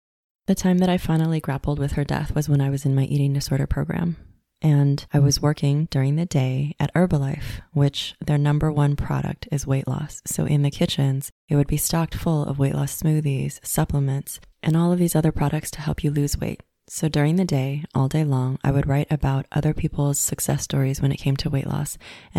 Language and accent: English; Los Angeles, California, United States; similar to the town that I grew up in West LA, where it was mostly Caucasian people.